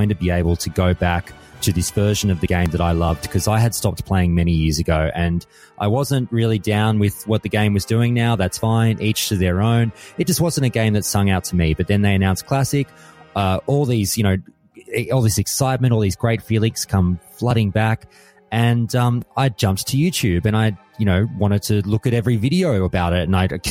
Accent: Australia; being an Australian

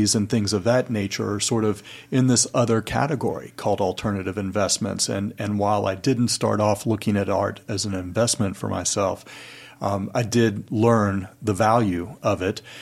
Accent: Chattanooga, Tennessee, United States; moved away; I am originally from Chattanooga, Tennessee

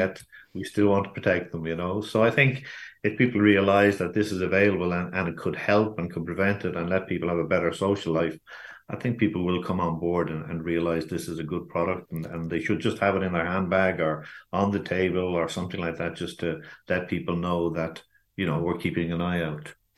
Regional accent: Ireland; we are as an Irish nation

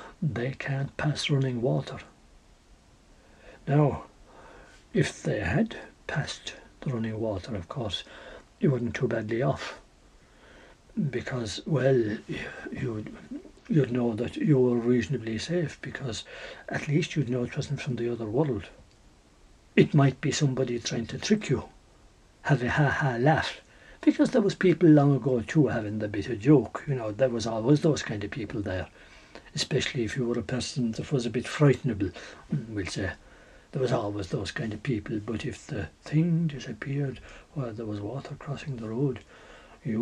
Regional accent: Ireland; we're all Irish

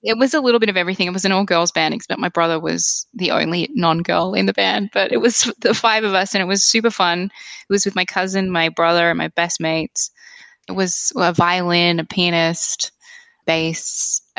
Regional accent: Kuwait; especially when I was growing up in Kuwait, because it was still such a new, I guess, country, there was so little there.

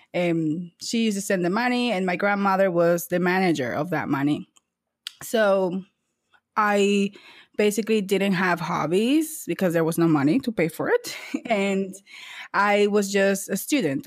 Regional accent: San Cristóbal, Dominican Republic; moved away as an adult; now in United States; I was born in San Cristobal, eh, Dominican Republic, and I moved to the U S when I was eighteen years old, so right after high school.

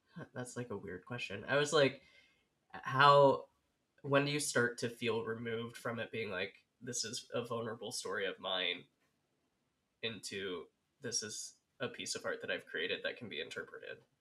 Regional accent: Oregon, United States; moved away as an adult; also born or lived in Illinois; I grew up in Oregon

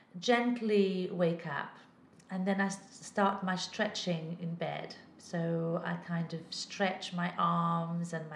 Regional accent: Portugal; moved away; I was brought up in Portugal where we were taught to interpret our dreams.

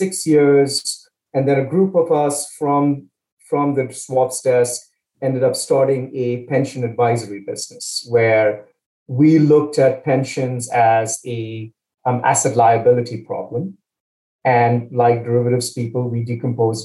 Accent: Chennai, Tamil Nadu, India; moved away as an adult; also born or lived in Pennsylvania, United States; now in United States; So I grew up in India, town called Chennai in the south of India, came to the States for my undergrad

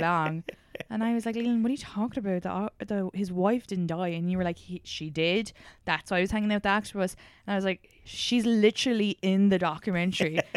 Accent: Ireland; moved away; growing up in Ireland

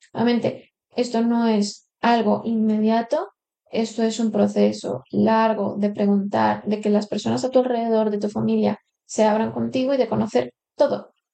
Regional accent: Colombia; now in Spain; yo llevo aquí 15 años en España, hace 10 que no iba a Colombia

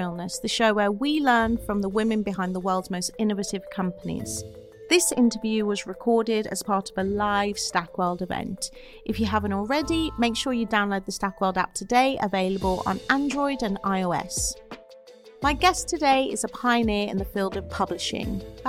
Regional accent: Wolverhampton, West Midlands, United Kingdom; Growing up in Wolverhampton

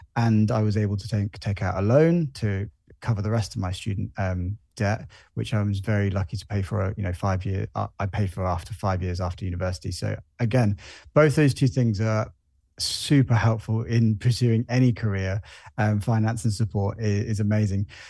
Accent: Jersey; also born or lived in London; I was born here. I grew up here.

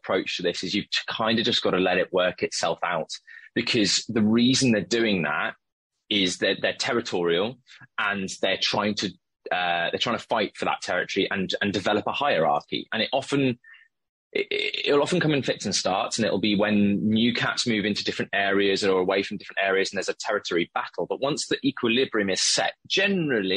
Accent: the Cotswolds, South West England, United Kingdom; now in London, United Kingdom; And I'm from the Cotswolds.

